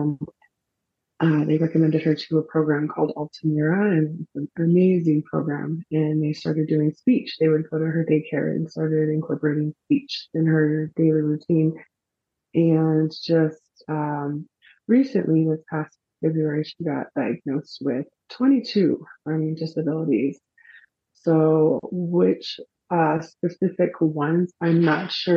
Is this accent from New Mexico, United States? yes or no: yes; Albuquerque, New Mexico, United States; I am from Albuquerque, New Mexico